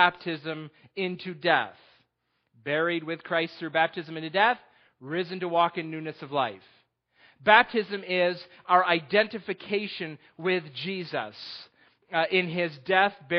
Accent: New York, United States; moved away; also born or lived in Texas; I'm from New York

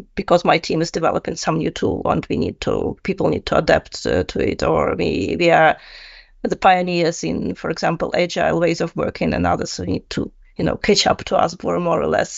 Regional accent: Russia; moved away as an adult; also born or lived in Netherlands; I'm originally from Russia.

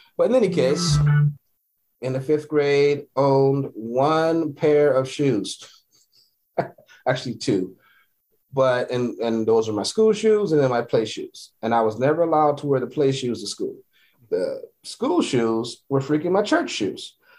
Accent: Los Angeles, California, United States; growing up in South Central, my whatever house I lived in or apartment

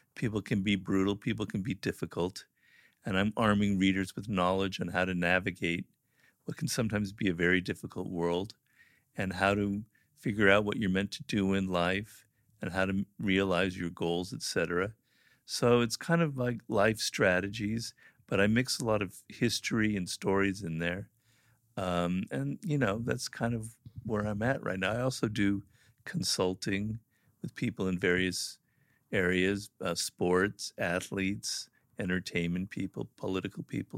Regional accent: California, United States; California, born and raised here

